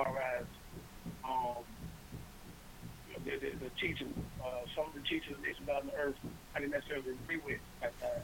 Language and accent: English; Beacon, New York, United States; I grew up in Beacon, New York